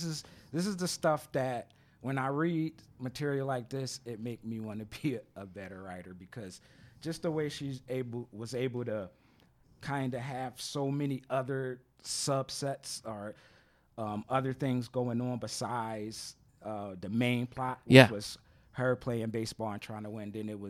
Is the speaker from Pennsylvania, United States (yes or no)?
yes; Philadelphia, Pennsylvania, United States; I'm from Philadelphia.